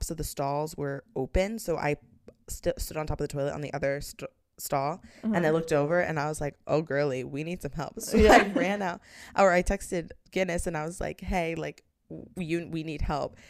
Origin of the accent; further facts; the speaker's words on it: United States; we are American.